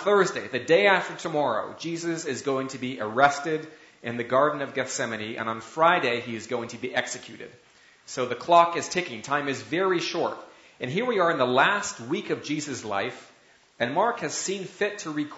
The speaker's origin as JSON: {"language": "English", "country": "Canada", "said": "as a Canadian"}